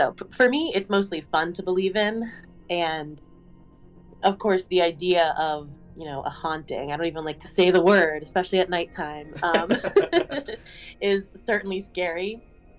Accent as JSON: {"language": "English", "area": "New England, near Salem", "region": "Massachusetts", "country": "United States", "said": "I'm from New England and close enough to Salem, Massachusetts. So I grew up with the whole idea of witches and all that stuff."}